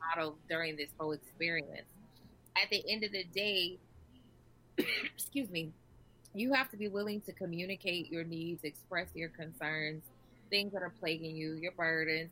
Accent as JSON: {"language": "English", "region": "Nebraska", "country": "United States", "moved": "yes", "lives_now": "Key West, United States", "said": "I'm actually from Nebraska, but I live in Key West."}